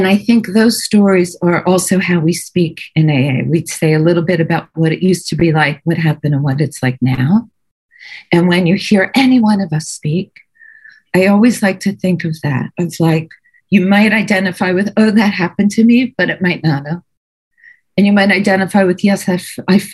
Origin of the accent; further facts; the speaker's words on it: Philadelphia, Pennsylvania, United States; moved away as an adult; now in New York City, United States; I grew up in Philadelphia